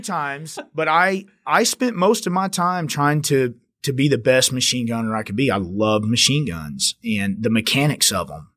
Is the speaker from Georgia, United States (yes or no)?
no; Richland Hills, Texas, United States; I grew up here, right here, just outside of Fort Worth, Richland Hills